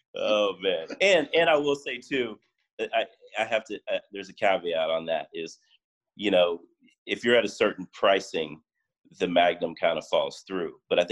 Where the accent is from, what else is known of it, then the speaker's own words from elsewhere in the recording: Miami, Florida, United States; now in West Coast, United States; So when I moved out here and I started making the rosé, I came from Miami, you know, I'm like, oh, the Miami culture, you know